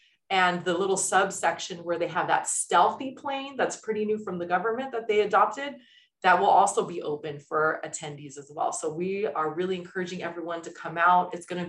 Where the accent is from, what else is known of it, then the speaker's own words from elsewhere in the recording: Los Angeles, California, United States; also born or lived in Palm Springs; I hail from Los Angeles, born and raised. I was a high school teacher for nearly 15 years in South LA.